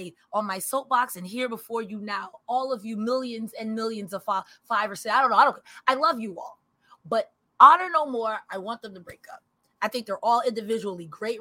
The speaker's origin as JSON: {"language": "English", "town": "New York City", "region": "New York", "country": "United States", "said": "I'm from the Bronx"}